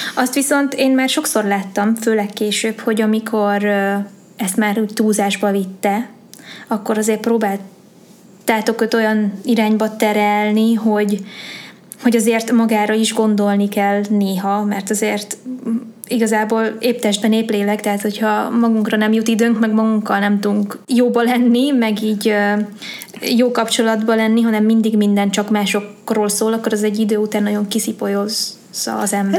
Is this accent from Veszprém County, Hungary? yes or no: no; Sárvár, Vas, Hungary; moved away; also born or lived in Pécs; egy kis városban, ahol én is felnőttem